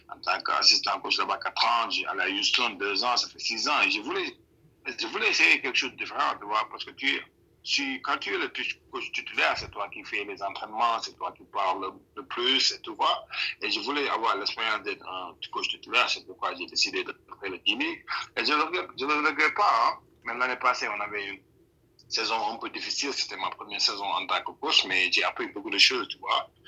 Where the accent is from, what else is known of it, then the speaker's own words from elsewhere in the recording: Senegal; now in United States; moi, on vient du Sénégal